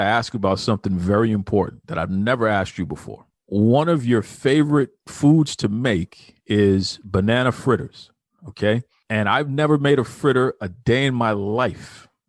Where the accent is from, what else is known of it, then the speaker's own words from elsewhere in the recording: Jamaica; And I know growing up in Jamaica, people from all over the world live in Jamaica.